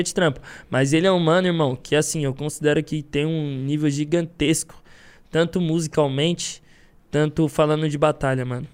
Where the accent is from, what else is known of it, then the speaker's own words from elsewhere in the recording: São Paulo, Brazil; eu sou de São Paulo.